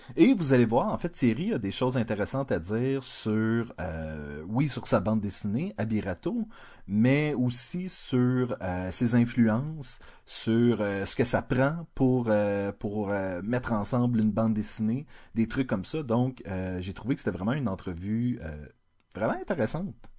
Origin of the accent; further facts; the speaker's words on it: Montreal, Quebec, Canada; je suis montréalais